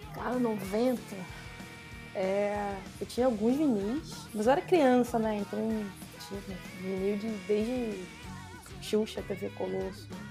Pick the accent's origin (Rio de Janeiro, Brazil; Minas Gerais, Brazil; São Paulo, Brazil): Rio de Janeiro, Brazil; accent: carioca; pelo meu sotaque, todo mundo já sabe que eu sou carioca